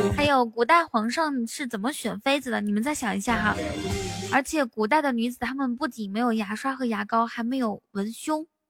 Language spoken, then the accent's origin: Chinese; near Baotou, Inner Mongolia, China; 内蒙古包头附近